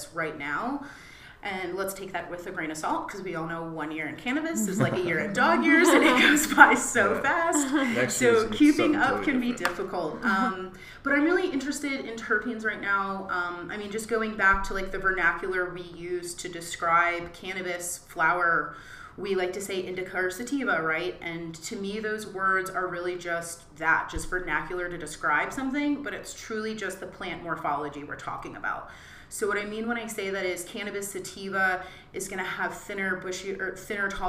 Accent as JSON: {"language": "English", "region": "East Coast", "country": "United States", "also_born_or_lived": "Brooklyn, New York", "moved": "yes", "said": "I'm from the East Coast, and I remember when I lived in Brooklyn"}